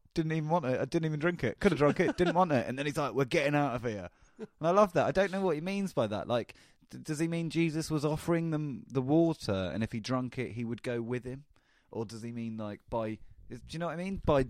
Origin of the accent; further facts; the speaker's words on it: England, United Kingdom; I'm such an English guy.